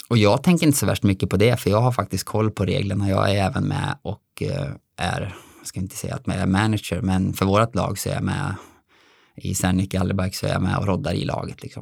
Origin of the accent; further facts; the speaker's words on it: Dalarna County, Sweden; also born or lived in Alingsås area; now in Alingsås, Sweden; Absolut, jag är ju från Dalarna